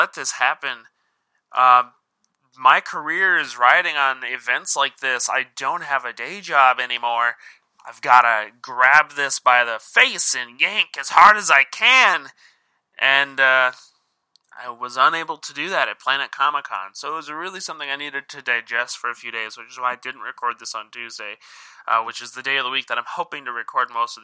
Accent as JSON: {"language": "English", "town": "Sioux Falls", "region": "South Dakota", "country": "United States", "said": "I'm from Sioux Falls, South Dakota, which is the biggest city in our state"}